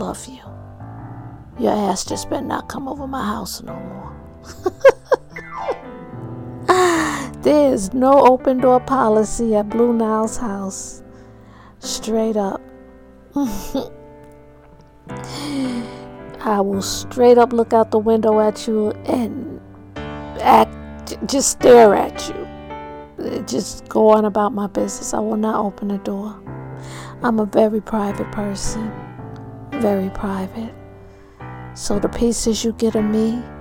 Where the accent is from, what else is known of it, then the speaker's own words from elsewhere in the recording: New York, United States; my hometown, New York, from Harlem and from Strong Island